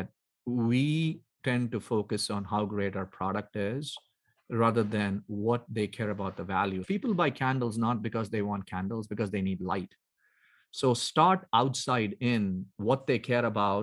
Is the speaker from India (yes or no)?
yes; South India, India; moved away; I grew up in India. So I grew up in South India